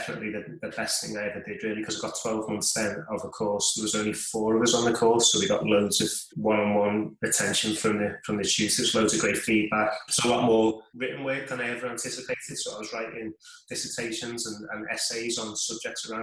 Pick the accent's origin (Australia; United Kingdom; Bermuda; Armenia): United Kingdom; Liverpool, North West England; I was born in Liverpool, England, still live there now, and never really moved very far away